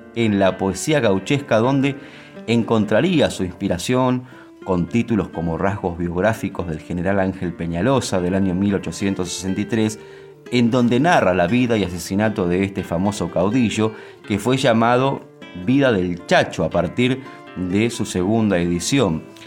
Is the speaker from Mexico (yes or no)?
no; Argentina; nos identifica como argentinos